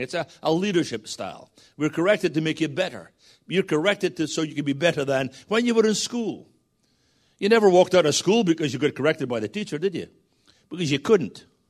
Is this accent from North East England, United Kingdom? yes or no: no; Scotland, United Kingdom; I'm a Scotsman